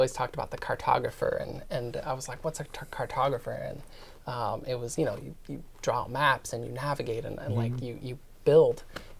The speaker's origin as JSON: {"language": "English", "town": "Phoenix", "region": "Arizona", "country": "United States", "tie": "born or raised there", "also_born_or_lived": "Italy / Pennsylvania", "said": "So I grew up majority of my life in Phoenix, Arizona for about 10 years. Before that, I was in Italy because that's where my mom was stationed, and then Pennsylvania shortly before that because that's her hometown."}